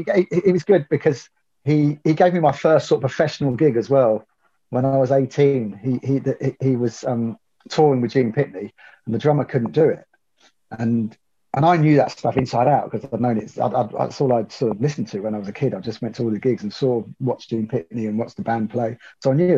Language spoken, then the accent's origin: English; Northampton, East Midlands, United Kingdom; moved away; I'm from Northampton originally